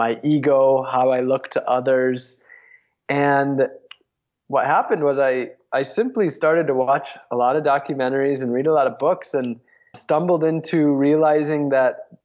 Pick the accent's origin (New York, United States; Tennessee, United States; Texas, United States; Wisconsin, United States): Wisconsin, United States; northern; moved away as an adult; also born or lived in San Diego, California; growing up in a small town in northern Wisconsin